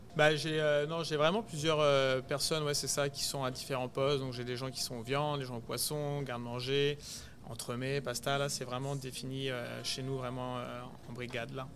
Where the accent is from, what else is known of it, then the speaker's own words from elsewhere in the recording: Chablis, Bourgogne-Franche-Comté, France; moved away as an adult; now in Montreal, Canada; j'ai été me poser donc vers chez moi à Chablis